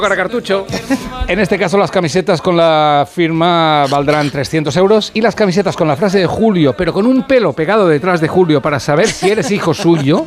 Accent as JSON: {"language": "Spanish", "region": "Catalonia", "country": "Spain", "said": "yo que soy catalán y un poco rata"}